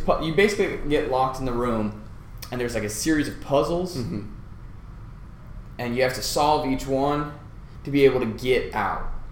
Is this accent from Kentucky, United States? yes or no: no; Colorado, United States; moved away; also born or lived in Nebraska; Born and raised in Colorado